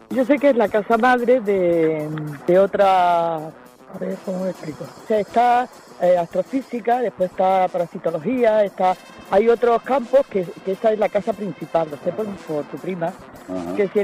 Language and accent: Spanish; Galicia, Spain; Yo que soy gallego, yo puedo trabajar ahí.